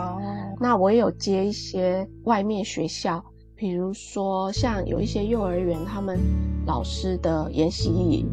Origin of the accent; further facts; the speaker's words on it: Puli, Nantou County, Taiwan; moved away; 我小时候是住在那种埔里那种很乡下的地方，周围都是山的盆地里面